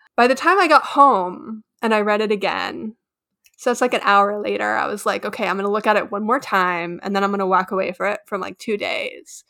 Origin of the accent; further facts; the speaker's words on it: Texas, United States; I'm also from Texas